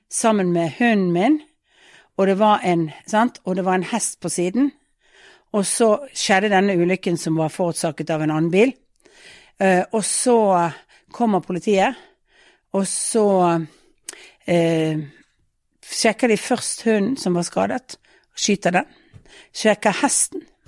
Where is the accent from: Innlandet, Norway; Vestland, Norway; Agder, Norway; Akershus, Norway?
Vestland, Norway; Bergen; moved away as an adult; now in Oslo, Norway; som bergensere